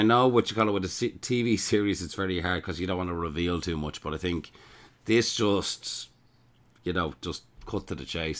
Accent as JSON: {"language": "English", "country": "Ireland", "said": "I'm the …."}